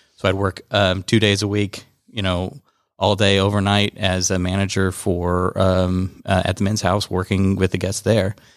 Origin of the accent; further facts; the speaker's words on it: Kansas, United States; moved away as an adult; now in Georgia, United States; I'm from, originally from Kansas